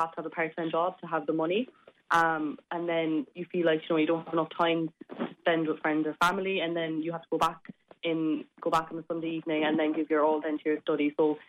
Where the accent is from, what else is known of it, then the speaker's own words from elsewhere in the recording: Cork, Munster, Ireland; I don't live at home just because I'm from Cork and I go to UL, so I have to live in Limerick